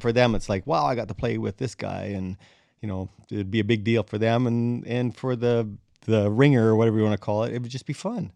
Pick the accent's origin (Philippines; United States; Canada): Canada; Crane Valley, Saskatchewan; I'm from Crane Valley, Saskatchewan